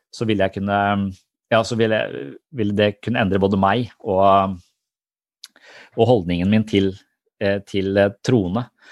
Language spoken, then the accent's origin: Norwegian; Tønsberg, Vestfold, Norway